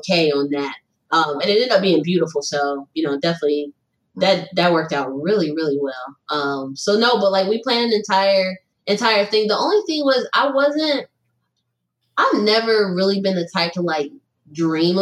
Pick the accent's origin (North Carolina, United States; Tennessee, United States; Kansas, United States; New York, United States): North Carolina, United States; Charlotte; moved away as an adult; also born or lived in Greensboro / the South; now in Detroit, United States; I'm from Charlotte